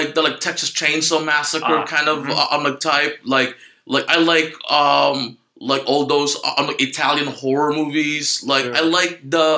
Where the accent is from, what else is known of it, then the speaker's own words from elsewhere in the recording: Philippines; English is a second language; moved away; I'm Filipino. I was born and raised in the Philippines. So I came here like 2000. What was that? 2009